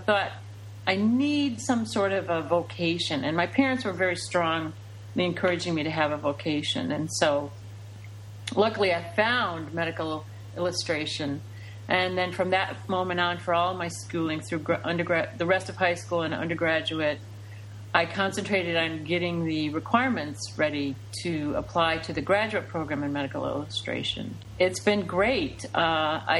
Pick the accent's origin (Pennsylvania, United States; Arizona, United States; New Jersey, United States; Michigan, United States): Michigan, United States; Detroit; I'm originally from Detroit, Michigan. I grew up there